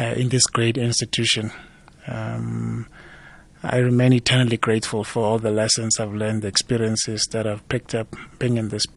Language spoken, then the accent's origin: English; Highveld, South Africa; I came from the Highveld